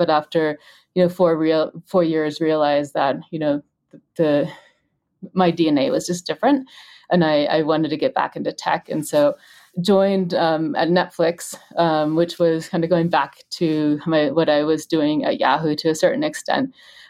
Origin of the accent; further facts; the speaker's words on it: Germany; also born or lived in United States; I'm German and I've always kind of lived in, you know, I'm in Germany, in the US, I'm American